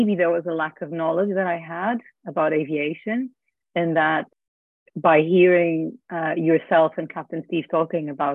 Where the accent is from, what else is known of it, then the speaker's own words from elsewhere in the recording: Portugal; moved away; I'm originally from Portugal, so I travel every year to go see my family in Christmas